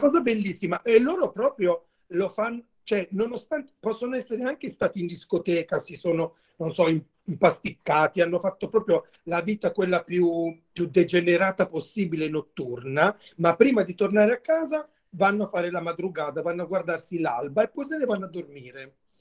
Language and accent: Italian; Mola di Bari, Apulia, Italy; il mio paese, da dove vengo io, che si chiama Molla di Bari, è un paese a sud di Bari